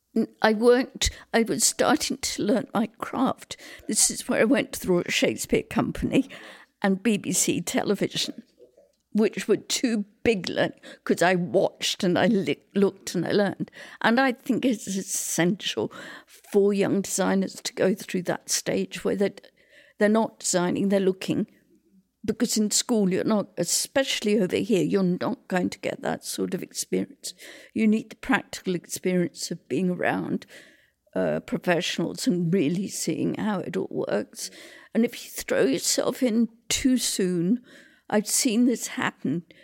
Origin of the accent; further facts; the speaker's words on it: England, United Kingdom; moved away as an adult; also born or lived in Vancouver, Canada; now in Salt Spring Island, Canada; I was born in Britain during the war.